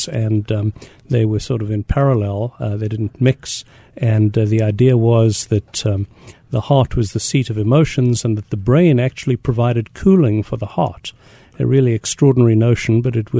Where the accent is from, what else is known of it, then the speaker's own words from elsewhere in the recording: South Africa; moved away; also born or lived in Scotland / Bronx, New York; South Africa originally via Scotland and then the Bronx.